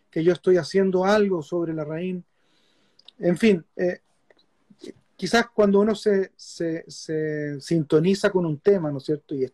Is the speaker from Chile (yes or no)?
yes; Chile; Y yo me meto con la cámara y le, digo, vengo de Chile, un país pequeño, estamos haciendo una película sobre Sergio Larraín.